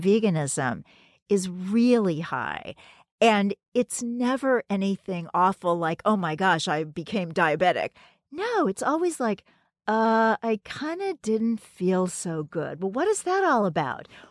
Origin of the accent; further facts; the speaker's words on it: Kansas City, Missouri, United States; now in New York City, United States; my hometown of Kansas City